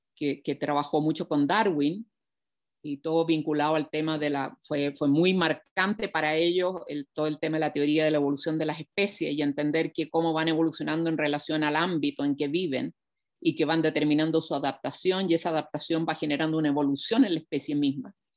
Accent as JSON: {"language": "Spanish", "country": "Chile"}